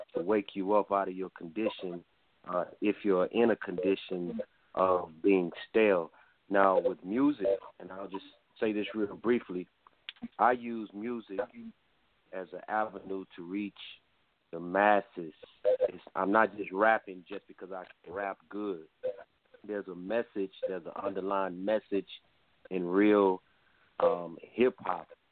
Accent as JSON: {"language": "English", "region": "Texas", "country": "United States", "said": "I'm from Texas"}